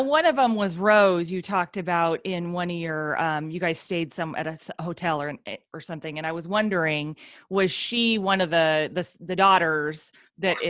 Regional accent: Oregon, United States; we're from Oregon

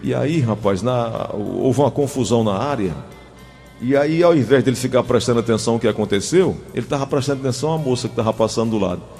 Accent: Cajazeiras, Paraíba, Brazil; now in Fortaleza, Brazil; Padre Rolim foi o fundador da, daquela cidade onde nasci

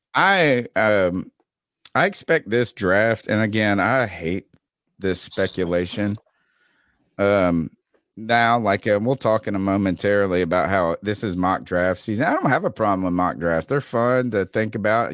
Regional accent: North Carolina, United States; We're from North Carolina

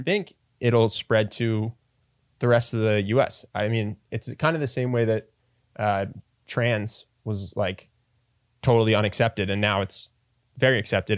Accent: East Coast, United States; I'm from the East Coast.

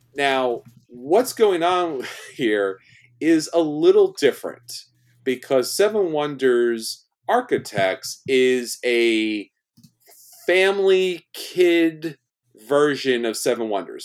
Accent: New York, United States; I'm from New York and I'm Italian

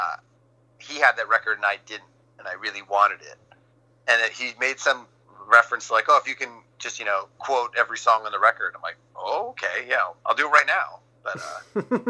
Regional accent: New Jersey, United States; growing up in North Jersey

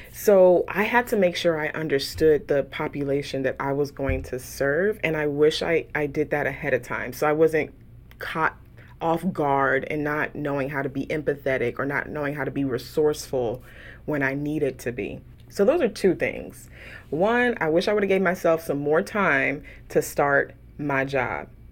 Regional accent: Houston, Texas, United States; moved away as an adult; also born or lived in San Francisco Bay Area, California; now in Dallas, United States; I grew up in Houston, um, proud of being raised in Southwest A-Leaf, Texas

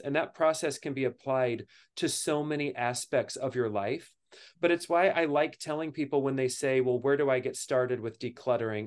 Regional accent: Kentucky, United States; now in New York City, United States; I grew up in Kentucky.

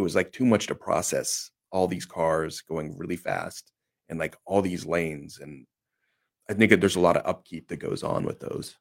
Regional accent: Olympia, Washington, United States; I grew up in Olympia, Washington

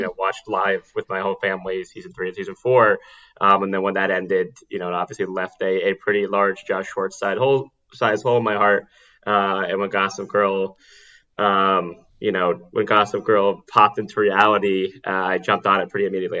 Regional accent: New York City, New York, United States; I I grew up in New York City on the Upper East Side

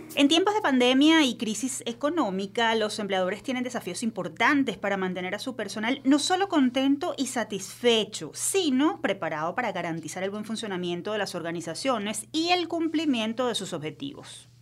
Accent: Venezuela

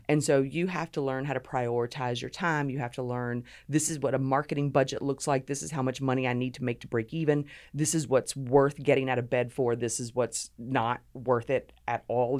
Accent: Savannah, Georgia, United States; also born or lived in Honolulu, Hawaii; grew up right outside of Savannah

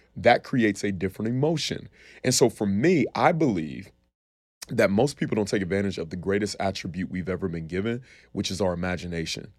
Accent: Columbus, Ohio, United States; also born or lived in Cleveland, Ohio; I grew up in Columbus, Ohio, man. I was born in Cleveland, Ohio, moved to Columbus when I was five. Um, but spent my entire life there

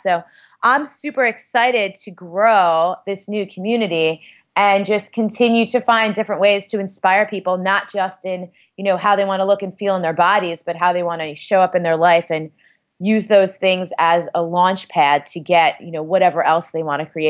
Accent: Staten Island, New York, United States; I'm from Staten Island. I'm Italian and Puerto Rican.

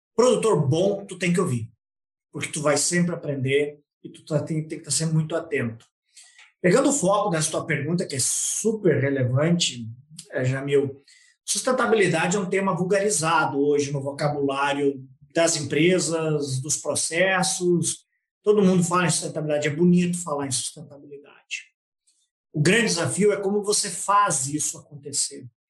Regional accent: Passo Fundo, Rio Grande do Sul, Brazil; eu sou nascido em Passo Fundo, no Rio Grande do Sul

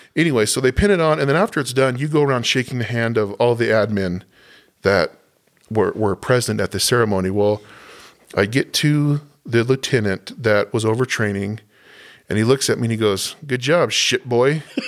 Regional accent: Southwest, United States; moved away; I grew up in the Southwest

